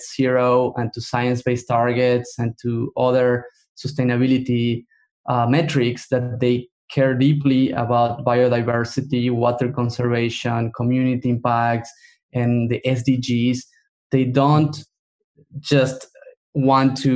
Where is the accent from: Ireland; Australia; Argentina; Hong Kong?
Argentina; moved away; I come from Argentina.